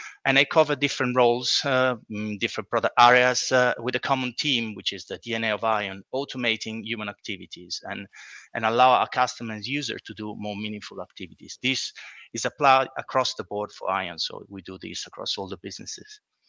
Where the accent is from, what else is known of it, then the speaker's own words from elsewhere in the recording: Italy; moved away as an adult; now in London, United Kingdom; So in the early 2000s, I moved to London from Italy, and I started working at a trading platform